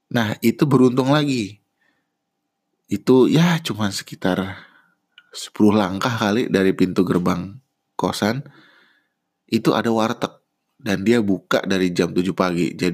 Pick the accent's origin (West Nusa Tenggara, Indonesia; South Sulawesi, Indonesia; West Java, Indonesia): West Java, Indonesia; Bandung; also born or lived in Depok; Kebetulan kan saya lahir dan besar di Bandung. Sementara saya kuliah satunya di UI di Depok.